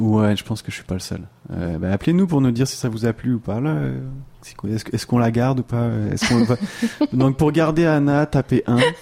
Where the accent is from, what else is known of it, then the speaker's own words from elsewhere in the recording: France; now in Quebec, Canada; on est bien placé nous deux là pour le savoir en tant que Français